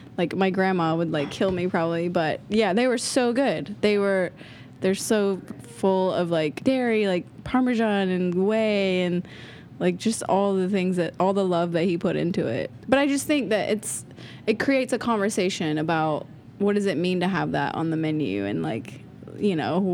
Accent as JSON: {"language": "English", "region": "Georgia", "country": "United States", "tie": "born or raised there", "said": "Because I grew up in the South and I've had grits like a million times. I've had like my auntie's grits, my grandma's, like everybody makes grits in the South"}